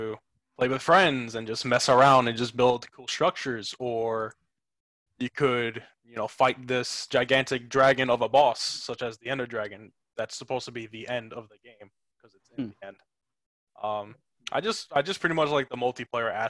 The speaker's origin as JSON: {"language": "English", "town": "Merrick", "region": "New York", "country": "United States", "tie": "born or raised there", "also_born_or_lived": "Astoria, Queens, New York / Port Jefferson Station, New York", "said": "I'm born and raised Long Island, New York. Originally I was from Astoria, Queens. But I moved out to Merrick, New York when I was about 7."}